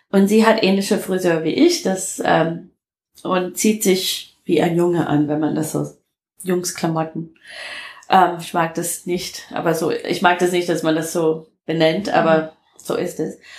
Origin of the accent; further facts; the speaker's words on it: Detroit, Michigan, United States; German is a second language; moved away as an adult; now in Germany; Ich komme aus Detroit